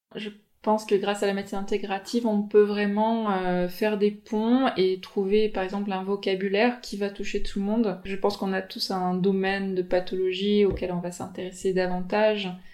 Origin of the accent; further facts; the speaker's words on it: French Polynesia; Je viens de Tahiti.